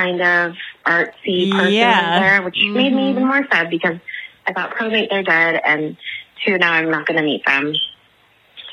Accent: Inglewood, California, United States; moved away as an adult; also born or lived in South Los Angeles; now in Los Angeles, United States; We're originally from Inglewood, but we got priced out because of the Rams stadium

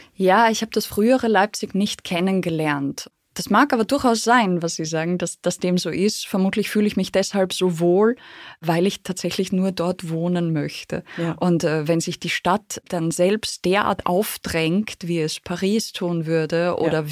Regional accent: Austria; ich würde sagen, ich bin Österreicherin

